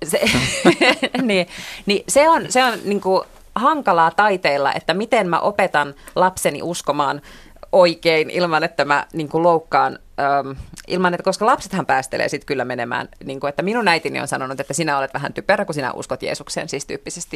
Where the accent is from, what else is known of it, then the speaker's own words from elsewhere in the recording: Helsinki, Uusimaa, Finland; mä oon tällainen niin hirveän etuoikeutettu suomenruotsalainen töölöstä